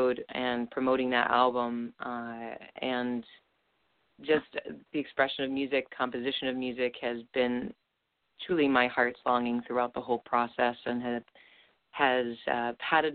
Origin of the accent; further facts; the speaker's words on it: Littleton, Colorado, United States; moved away as an adult; now in New York City, United States; I was raised in Littleton, Colorado